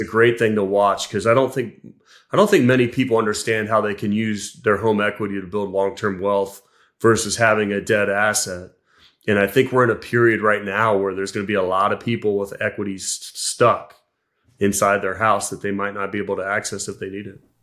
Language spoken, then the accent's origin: English; Columbus, Ohio, United States; I was born in Columbus, Ohio